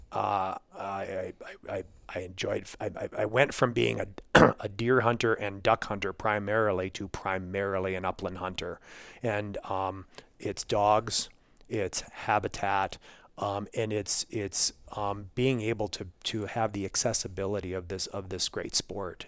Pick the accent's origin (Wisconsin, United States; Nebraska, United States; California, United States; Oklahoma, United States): Wisconsin, United States; I grew up in Wisconsin